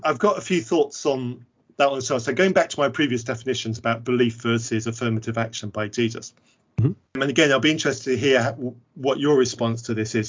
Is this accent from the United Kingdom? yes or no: yes; England, United Kingdom; I'm clearly English